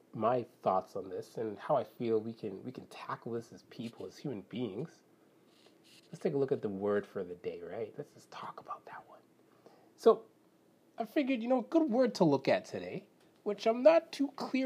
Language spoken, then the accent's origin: English; Canada; I'm Canadian